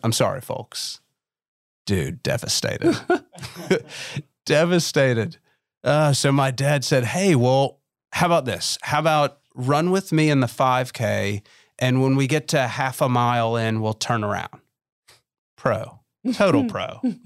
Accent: Memphis, Tennessee, United States; when I was seven growing up in Memphis, Tennessee.

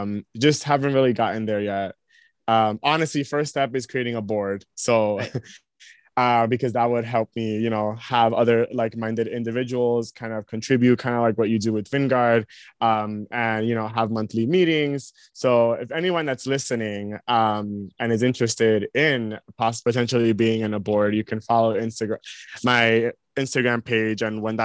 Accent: United States; I definitely do acknowledge that I have privilege when I go there for being American

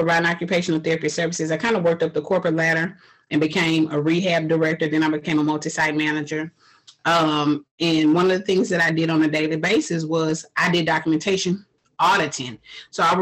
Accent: Houston, Texas, United States; I was born and raised in Houston, Texas.

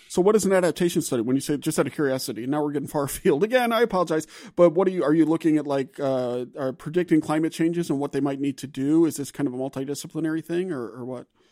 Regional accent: Gulf South, United States; moved away; I'm from the Gulf South

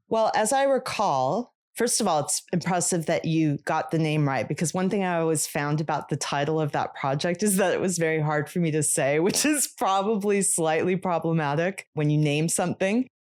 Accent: Los Angeles, California, United States; moved away as an adult; now in New York, United States; I grew up in Los Angeles.

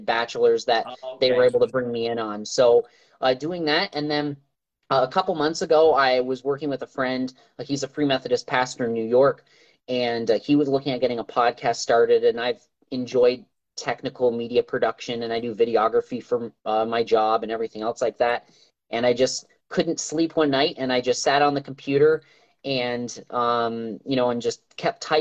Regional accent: Canada; also born or lived in Africa; now in Port Huron, United States; I'm originally from Canada, born and raised in a pastor's home

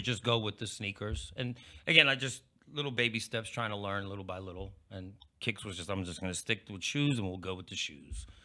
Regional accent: Pittsburgh, Pennsylvania, United States; moved away as an adult; also born or lived in New York City; now in Dallas, United States; mostly grew up in Pittsburgh

